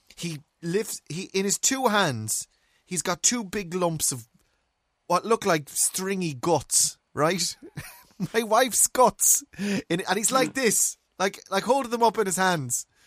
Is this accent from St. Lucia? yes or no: no; Ireland; Me being typically Irish